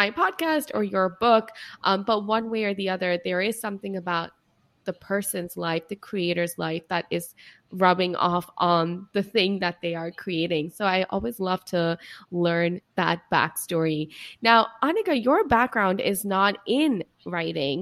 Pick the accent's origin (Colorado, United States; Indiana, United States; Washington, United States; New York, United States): New York, United States; as a New Yorker